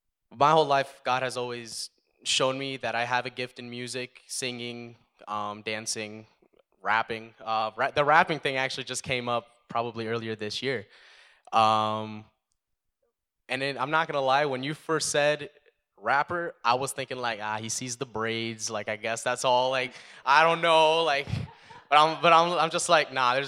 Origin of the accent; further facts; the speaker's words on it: Statesville, North Carolina, United States; now in Canada; I was actually born in Statesville, North Carolina. But we came up here. we came up here about 10 years ago